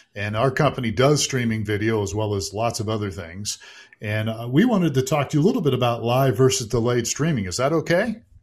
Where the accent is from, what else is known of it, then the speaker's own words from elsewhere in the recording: Youngstown, Ohio, United States; I grew up in Youngstown, Ohio